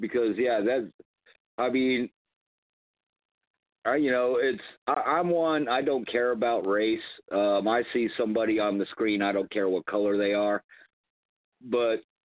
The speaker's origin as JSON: {"language": "English", "region": "Hawaii", "country": "United States", "tie": "born or raised there", "said": "I grew up in Hawaii where I was the minority"}